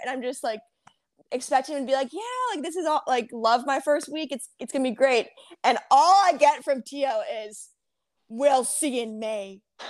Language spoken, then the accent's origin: English; Chicago, Illinois, United States; moved away; also born or lived in Georgia; I'm from Chicago